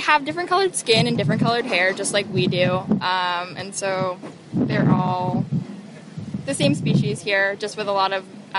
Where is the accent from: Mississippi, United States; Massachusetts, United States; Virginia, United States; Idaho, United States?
Massachusetts, United States; South Shore; also born or lived in Cambridge, Massachusetts; So I'm from South Shore, Massachusetts. I just graduated from Harvard University, so I was at Cambridge when I wasn't here. But I'll be moving to California at the end of summer.